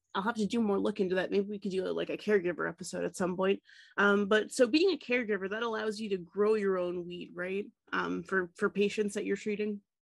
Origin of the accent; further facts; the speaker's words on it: Tennessee, United States; moved away; growing up in Tennessee, we had Mayfield